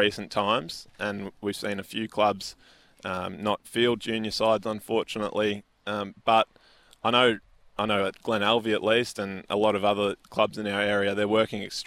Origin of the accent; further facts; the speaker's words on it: Wonthaggi, Victoria, Australia; I grew up in Wonthaggi